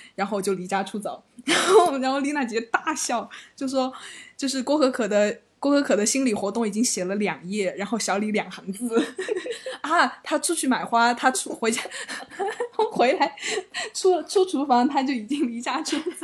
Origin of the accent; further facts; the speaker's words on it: Chengdu, Sichuan, China; 作为一个成都人